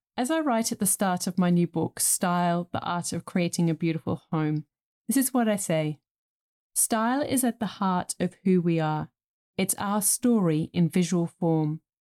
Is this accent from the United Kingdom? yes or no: yes; England, United Kingdom; I grew up in England in the nineteen eighties